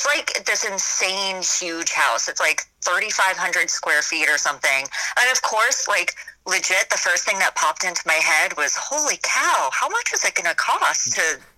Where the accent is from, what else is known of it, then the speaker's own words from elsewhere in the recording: California, United States; now in Florida, United States; I am from California